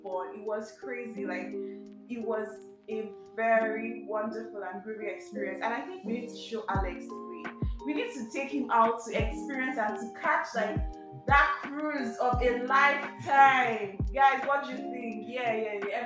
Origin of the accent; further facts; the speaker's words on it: Lagos, Nigeria; I live in Lagos, I grew up in Lagos.